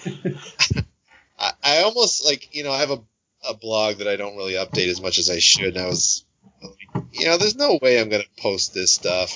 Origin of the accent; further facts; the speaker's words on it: Tilton, New Hampshire, United States; also born or lived in South Carolina / New Jersey; now in Massachusetts, United States; I was born in South Carolina. I moved to New Jersey uh, from '67 to '71, and then I moved to that house. It's in Tilton, New Hampshire